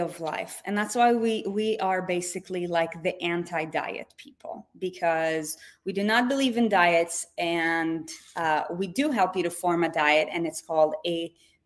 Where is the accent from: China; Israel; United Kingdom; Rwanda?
Israel; moved away; I was born and raised in Israel